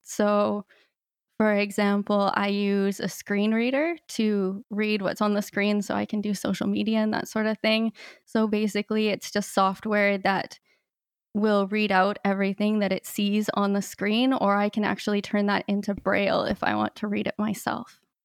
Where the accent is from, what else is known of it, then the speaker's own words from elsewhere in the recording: Canada; moved away as an adult; also born or lived in Peru; my life as a blind person growing up in Canada and then moving to Latin America